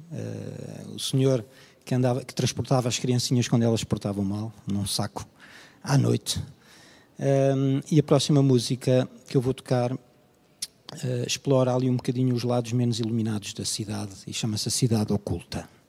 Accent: Portugal; born or raised there

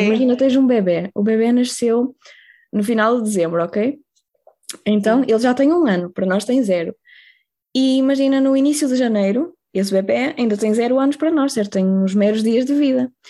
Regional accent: Ponte de Lima, Norte, Portugal; also born or lived in South Korea; eu sou de Ponte de Lima, de uma vila muito pequenina

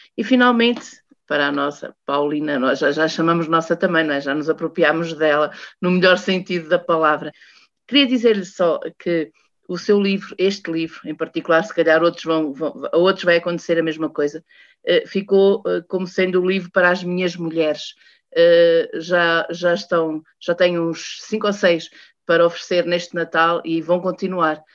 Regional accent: Portugal; Sendo portuguesa

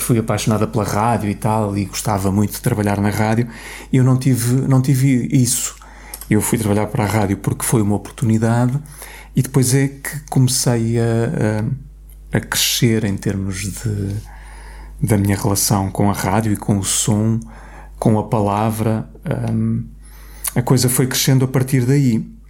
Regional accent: Coimbra, Centro, Portugal; also born or lived in Lisbon; sou de Coimbra e queria, queria regressar a Coimbra

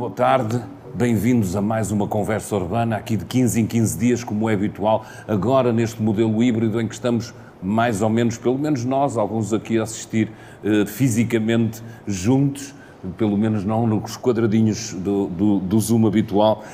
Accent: Porto, Norte, Portugal; eu sou do Porto e por isso a gente costuma dizer lá no Terreiro do Passo

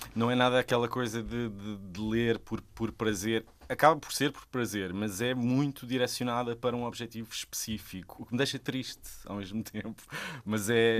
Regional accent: Sesimbra, Setúbal, Portugal; eu sou de Sesimbra, toda a minha família é de lá e cresci lá.

